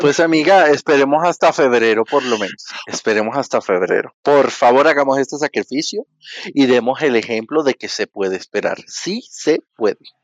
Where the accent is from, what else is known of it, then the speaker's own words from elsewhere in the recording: Venezuela; now in Bogotá, Colombia; yo soy venezolano, pero vivo en Bogotá